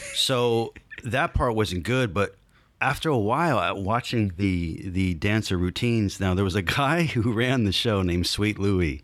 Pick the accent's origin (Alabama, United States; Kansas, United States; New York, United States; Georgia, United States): Georgia, United States; Stone Mountain; born or raised there; also born or lived in North Bergen, New Jersey